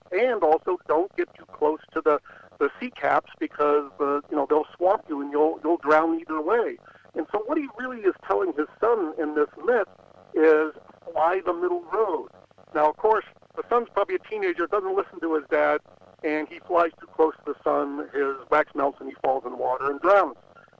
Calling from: Napa Valley, California, United States; I'm calling you from Napa Valley.

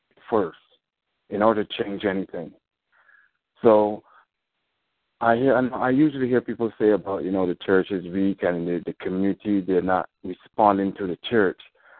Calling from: Chicago, Illinois, United States; I'm calling from Chicago.

